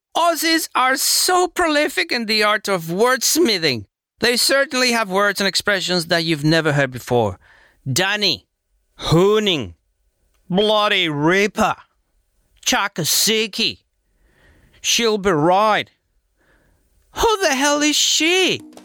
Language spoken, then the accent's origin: English; Venezuela; now in Australia; I am from Venezuela. I live in Australia